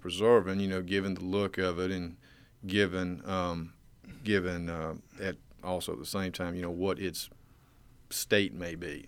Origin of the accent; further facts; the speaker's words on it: Waynesboro, Georgia, United States; moved away as an adult; now in Athens, United States; I grew up in a town just below Augusta, Georgia called Waynesboro